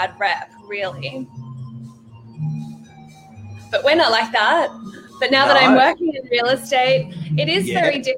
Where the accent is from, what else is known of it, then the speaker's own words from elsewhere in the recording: Sydney, New South Wales, Australia; In the Northern Beaches. I'm here. I'm a beaches girl. I'm local, so I grew up around Elanora Heights.